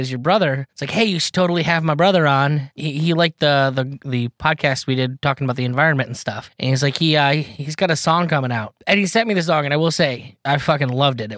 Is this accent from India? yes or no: no; New York, United States; I grew up in New York State, and it's about 8 hours to get across the state